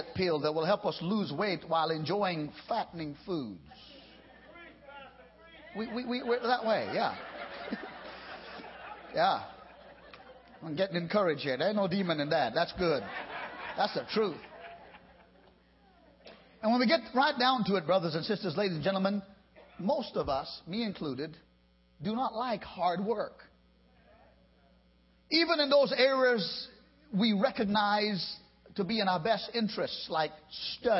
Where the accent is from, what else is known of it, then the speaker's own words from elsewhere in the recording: United States; I being also an American